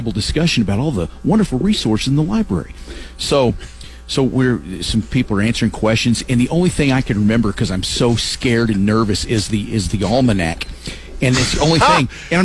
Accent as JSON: {"language": "English", "town": "Lovington", "region": "New Mexico", "country": "United States", "tie": "born or raised there", "said": "when I was a kid. We in my hometown of Lovington"}